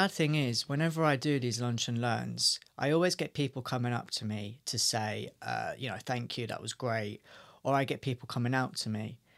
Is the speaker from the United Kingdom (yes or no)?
yes; Essex, East of England, United Kingdom; moved away as an adult; now in London, United Kingdom; I'm from Essex